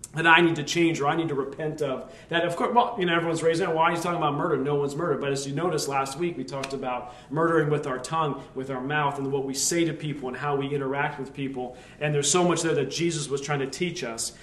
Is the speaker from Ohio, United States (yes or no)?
no; Lehigh Valley, Pennsylvania, United States; we grew up in the Lehigh Valley